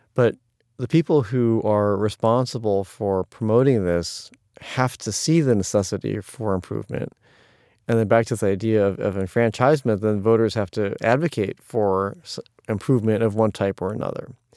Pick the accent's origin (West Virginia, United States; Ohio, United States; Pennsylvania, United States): Ohio, United States; now in New York City, United States; there were lots of challenging issues about growing up in Ohio